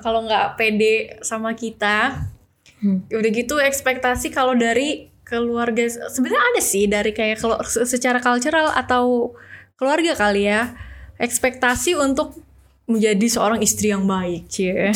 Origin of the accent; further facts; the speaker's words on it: Indonesia; kita Indonesia sendiri, orang Indonesia sendiri